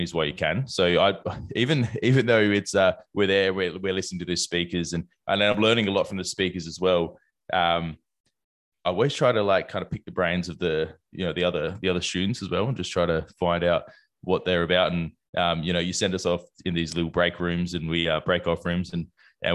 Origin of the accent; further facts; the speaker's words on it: South Australia, Australia; Being South Australian